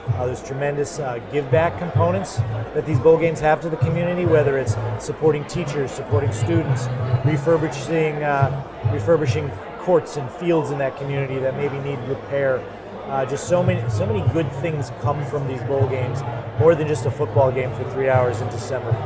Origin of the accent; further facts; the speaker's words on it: Cheshire, Connecticut, United States; I grew up in Cheshire, Connecticut.